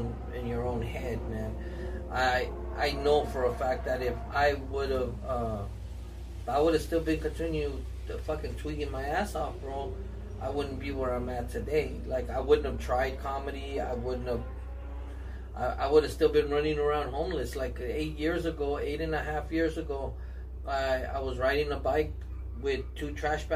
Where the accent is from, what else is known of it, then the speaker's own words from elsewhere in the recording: Los Angeles, California, United States; I grew up in Lincoln Heights